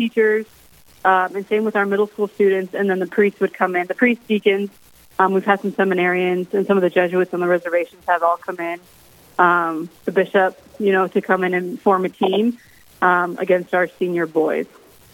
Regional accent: Rapid City, South Dakota, United States; I was born and raised in Rapid City.

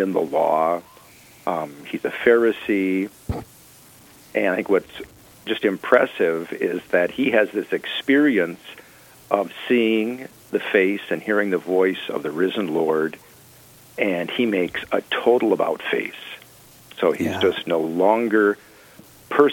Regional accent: North Mankato, Minnesota, United States; I was born in 1960 in North Mankato, Minnesota, and I studied for the priesthood for the Diocese of New Ulm

